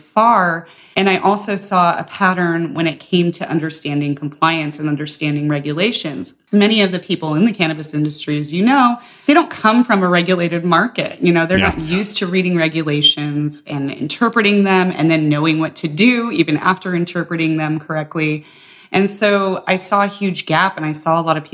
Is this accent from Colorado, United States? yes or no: yes; Colorado, United States; I grew up in Colorado